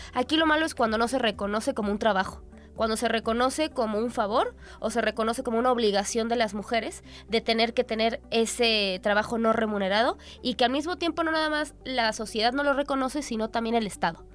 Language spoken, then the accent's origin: Spanish; Mexico; nosotras como mexicanas